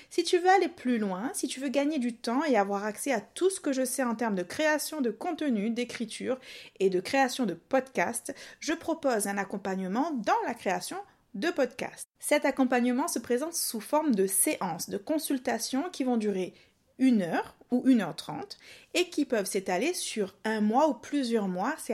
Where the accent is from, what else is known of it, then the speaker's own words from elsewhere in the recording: Réunion, France; accent: mix of southern accent; En fait, moi je suis réunionnaise, mais j'ai un mélange d'accent du sud et du.